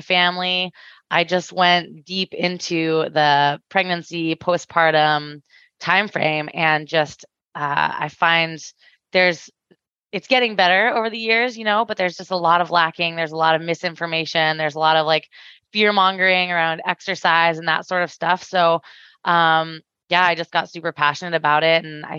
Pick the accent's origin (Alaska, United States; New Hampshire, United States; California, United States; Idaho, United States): Alaska, United States; now in Seattle, United States; I'm from Alaska originally. I live in Seattle, Washington now